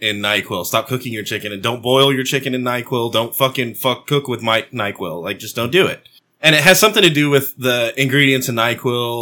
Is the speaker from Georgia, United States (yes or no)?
no; Texas, United States; as a Texan